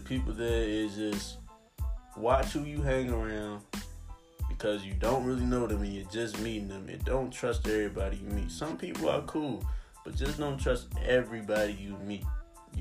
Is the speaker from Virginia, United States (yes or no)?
yes; Charles City, Virginia, United States; I'm really from Charles City, Virginia. You know what I'm saying? Charles City County. Born and raised